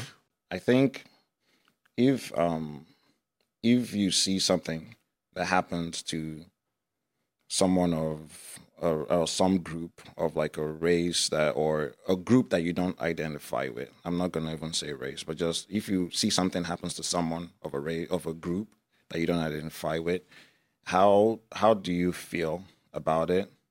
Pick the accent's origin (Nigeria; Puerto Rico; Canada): Nigeria; also born or lived in United States; now in Iowa, United States; I was born in Nigeria and raised for a few years there before moving to the United States.